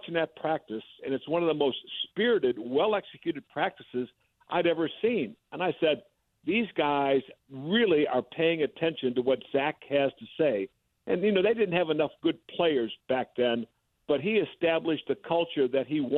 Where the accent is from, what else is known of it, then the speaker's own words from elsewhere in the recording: Batavia, Illinois, United States; I grew up around the Chicago area, out of Batavia. Have you been out to my hometown of Batavia yet?